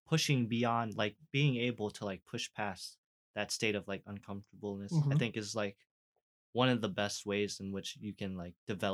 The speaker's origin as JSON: {"language": "English", "country": "United States", "said": "My parents are from Vietnam."}